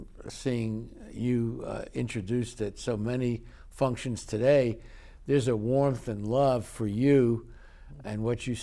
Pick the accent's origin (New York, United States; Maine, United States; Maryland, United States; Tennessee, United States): New York, United States; New York City; now in Long Beach, United States; I was born in New York City